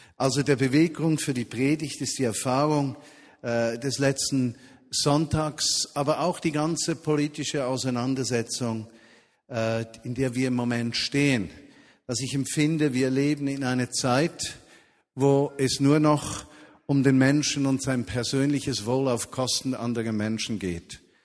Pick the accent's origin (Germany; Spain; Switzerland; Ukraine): Switzerland; bei uns in der Schweiz